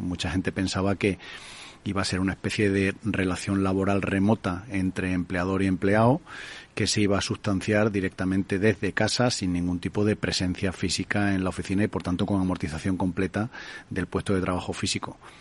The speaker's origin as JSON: {"language": "Spanish", "country": "Spain", "said": "aquí siempre en España nos gusta mucho quejarnos de que somos un país muy pobre"}